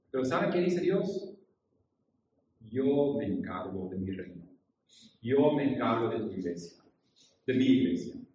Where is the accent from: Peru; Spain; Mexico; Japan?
Japan; pero yo crecí en Japón, hijo de misioneros.